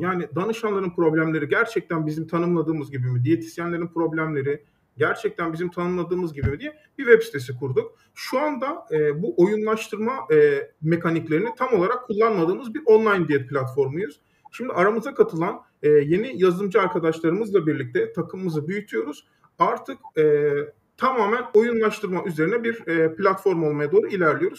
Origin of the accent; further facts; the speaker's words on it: Düzce, Turkey; moved away as an adult; also born or lived in Istanbul; Düzce'de doğdum, büyüdüm.